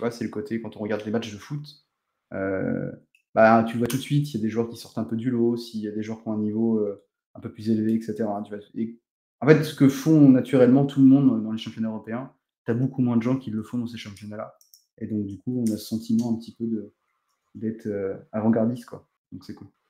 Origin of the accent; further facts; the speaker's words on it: Portugal; je suis portugais